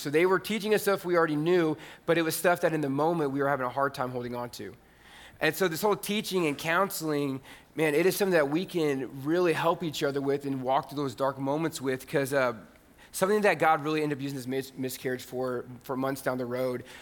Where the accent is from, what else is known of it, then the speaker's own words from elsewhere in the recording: Indiana, United States; moved away as an adult; also born or lived in Huntsville, Texas; I grew up in Indiana